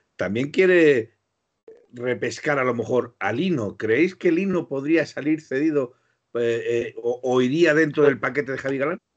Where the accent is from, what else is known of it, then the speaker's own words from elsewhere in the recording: Spain; sigo siendo español